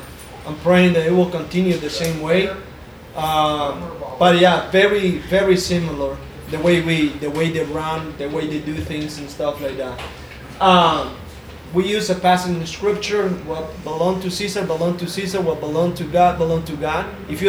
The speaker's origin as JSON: {"language": "English", "town": "Jalapa", "region": "Jinotega", "country": "Nicaragua", "tie": "born or raised there", "said": "What was it like growing up in Nicaragua? {S0} Man, everything that I know is two things, right? So obviously it's coffee. And it's tobacco. That's what we do in Jalapa. Very rural area."}